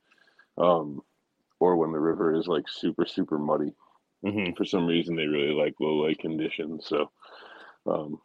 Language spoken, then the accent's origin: English; New York City, New York, United States; now in Connecticut, United States; Originally, I'm from the Bronx, New York